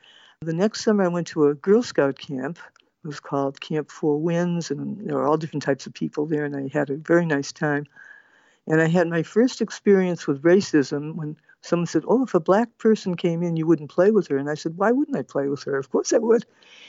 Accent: Cambridge, Massachusetts, United States; I grew up in Massachusetts. I was born in Cambridge, Massachusetts. My religious life was Reformed Jewish

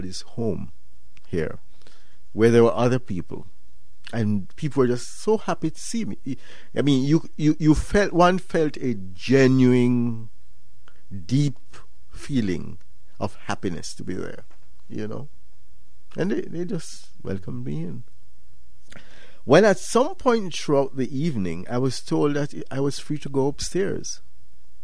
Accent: Jamaica; I'm from Jamaica

